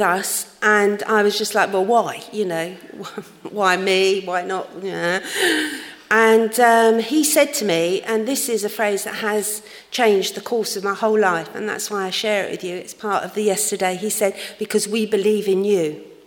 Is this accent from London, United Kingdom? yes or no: yes; London, United Kingdom; I grew up in uh, a church in London. You might not have guessed that from my accent, of course